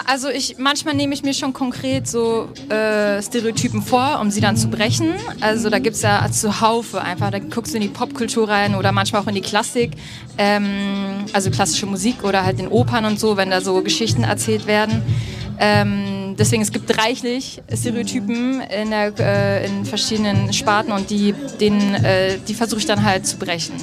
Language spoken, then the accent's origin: German; Berlin, Germany; ich komme aus Berlin, ähm, ich habe einen vietnamesisch-chinesischen ähm, familiären Hintergrund